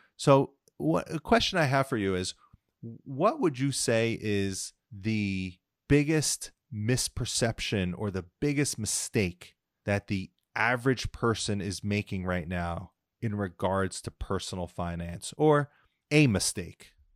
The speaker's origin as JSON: {"language": "English", "region": "New Jersey", "country": "United States", "tie": "born or raised there", "said": "I grew up in New Jersey, um, pretty middle, solid middle class"}